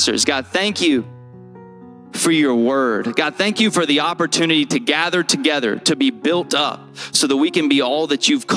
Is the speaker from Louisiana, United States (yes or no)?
yes; Shreveport, Louisiana, United States; moved away; We come from Shreveport, Louisiana, and the actual nickname for Shreveport, Louisiana, just to help you understand me, is Ratchet City